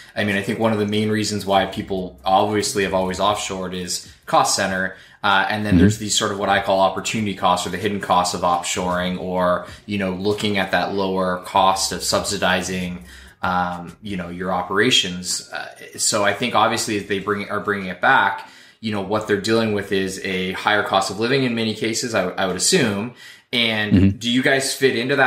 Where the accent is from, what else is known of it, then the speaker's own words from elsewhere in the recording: Canada; I'm from Canada